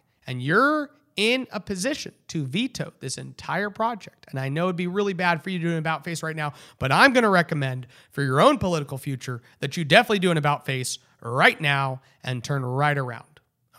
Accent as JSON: {"language": "English", "town": "Houston", "region": "Texas", "country": "United States", "tie": "born there", "said": "Is it because my mother, now a naturalized citizen, is from Mexico? I was born in Houston."}